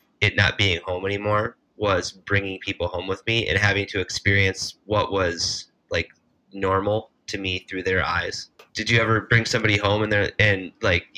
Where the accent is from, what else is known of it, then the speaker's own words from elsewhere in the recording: Iowa, United States; now in Minnesota, United States; I grew up in Iowa.